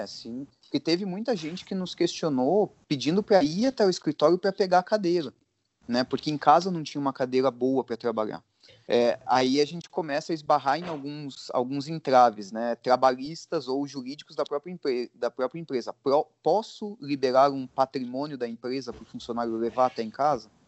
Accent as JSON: {"language": "Portuguese", "country": "Brazil", "said": "a gente é brasileiro"}